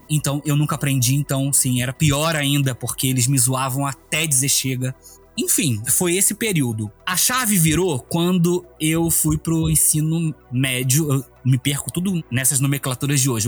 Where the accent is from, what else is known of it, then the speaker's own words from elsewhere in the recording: Rio de Janeiro, Brazil; moved away as an adult; now in Brasília, Brazil; eu sou do Rio de Janeiro, zona oeste do Rio de Janeiro, do bairro de Campo Grande. Eu estudei numa escola, assim, desde criança até a oitava série na mesma escola.